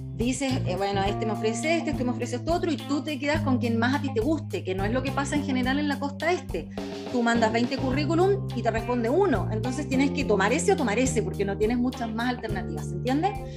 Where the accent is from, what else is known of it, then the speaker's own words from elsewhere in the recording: Chile; nosotros como chilenos eh, tenemos la visa 462